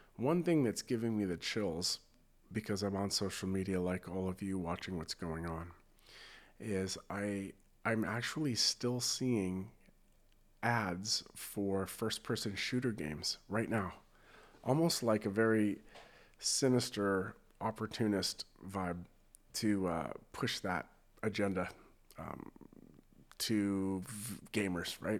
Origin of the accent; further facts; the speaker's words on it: United States; being American